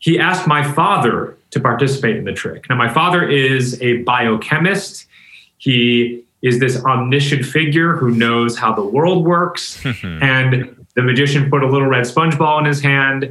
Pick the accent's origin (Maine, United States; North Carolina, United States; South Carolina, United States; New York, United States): New York, United States; Rochester; I'm from Rochester, New York.